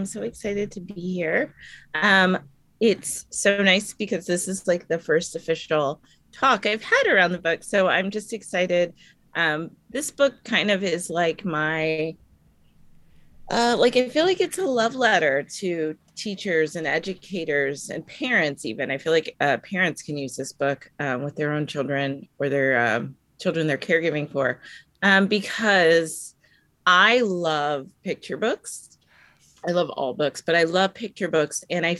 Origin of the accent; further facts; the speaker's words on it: United States; growing up in America, we've learned a lot of the history of the, you know, the victor, or the colonizer, or, you know, in America, it's predominantly white history that we've learned.